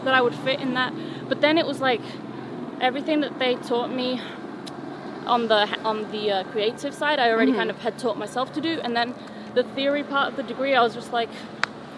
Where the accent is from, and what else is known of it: Canary Islands, Spain; first language Spanish; English is a second language; moved away as an adult